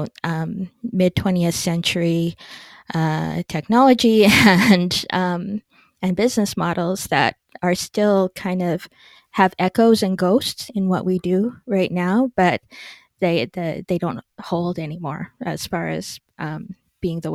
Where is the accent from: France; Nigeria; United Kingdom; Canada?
Canada; Edmonton, Alberta; the Edmonton Journal, which was my hometown paper